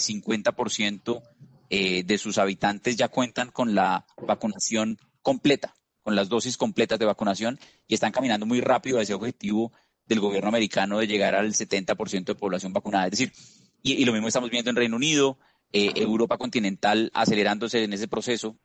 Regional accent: Colombia; como escuchas por mi acento, no soy peruano, soy colombiano

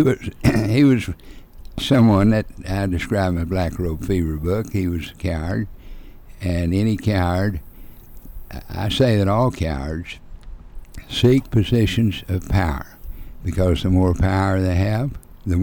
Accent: Oklahoma, United States; I'm from Oklahoma

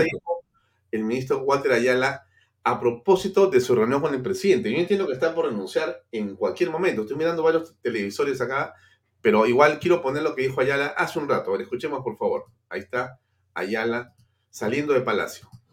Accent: Peru; Aquí estamos siendo víctimas los peruanos

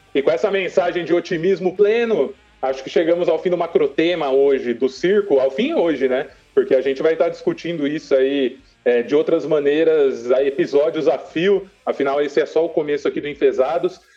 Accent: Brazil; Nós somos brasileiro, velho.

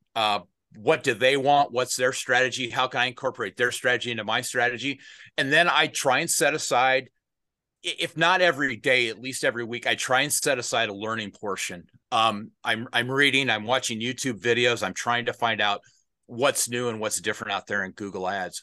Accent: Des Moines, Iowa, United States; also born or lived in northern Minnesota; I grew up, my home is Des Moines, Iowa. I was born in Des Moines, Iowa, and I spent my, uh, formative years there

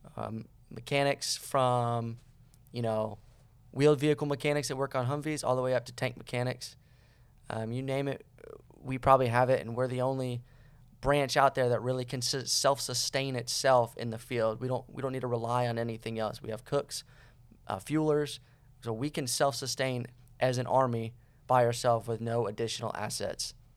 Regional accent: Cocoa Beach, Florida, United States; moved away; I am from, uh, Cocoa Beach, Florida

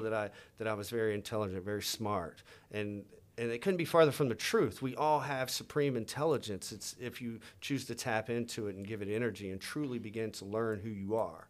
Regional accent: Louisiana, United States; I grew up in Louisiana, man, you know, like, southern, you know, the South

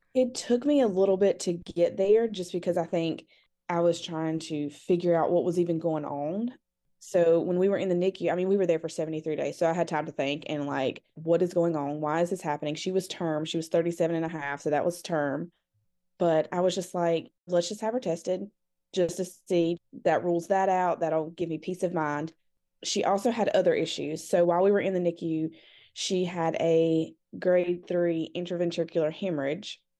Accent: North Carolina, United States; I'm from North Carolina

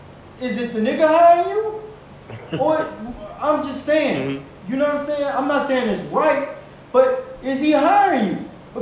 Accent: United States; We have to learn a different language. We are American, very much so. But we have a different culture than normal, like, run-of-the-mill Americans.

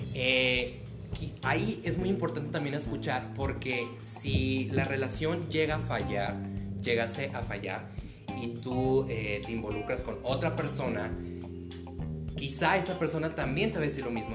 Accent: Cananea, Sonora, Mexico; Yo soy oriundo de Cananea, Sonora

